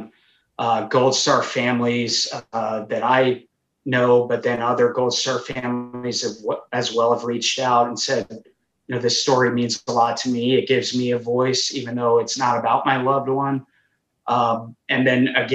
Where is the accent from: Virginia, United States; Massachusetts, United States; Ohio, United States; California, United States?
Virginia, United States; Then we went to Virginia, my home state